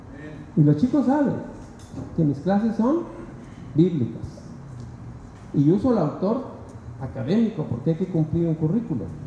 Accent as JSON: {"language": "Spanish", "country": "Mexico", "said": "Siendo mexicanos"}